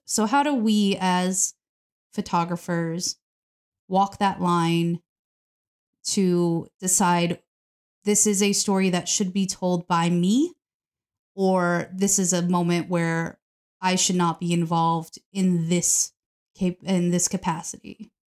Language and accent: English; New York, United States; I'm from New York